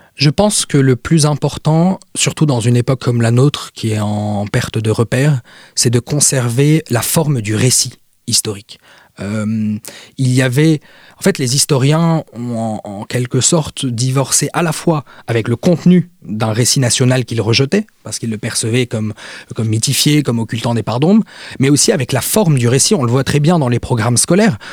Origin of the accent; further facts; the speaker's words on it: Lebanon; je suis libanais